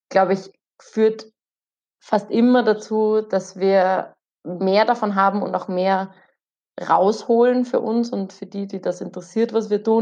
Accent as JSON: {"language": "German", "country": "Austria", "said": "weil wir sind, wir kommen aus Österreich. Und Österreich ist ein winziges Land."}